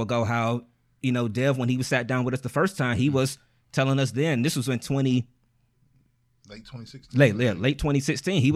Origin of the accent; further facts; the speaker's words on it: East Cleveland, Ohio, United States; We are four dudes from East Cleveland.